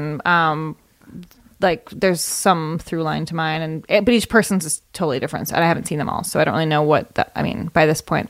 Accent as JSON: {"language": "English", "town": "Evanston", "region": "Illinois", "country": "United States", "tie": "born or raised there", "also_born_or_lived": "Chicago, Illinois", "said": "I was born in Chicago and raised in Evanston, Illinois, where Northwestern University is."}